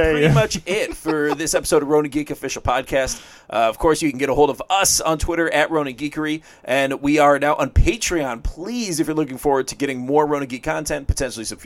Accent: Toledo, Ohio, United States; my hometown, Toledo, Ohio

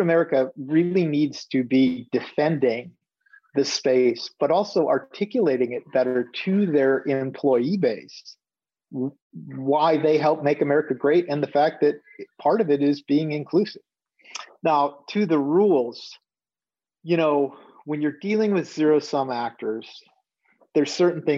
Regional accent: Minneapolis, Minnesota, United States; I'm from Minneapolis, St. Paul area

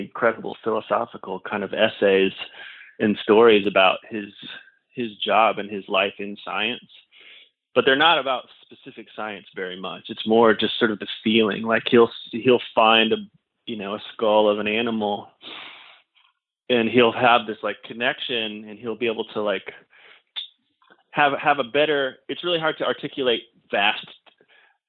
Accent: Indiana, United States; moved away as an adult; also born or lived in Los Angeles, California; now in Tennessee, United States; I grew up in Indiana

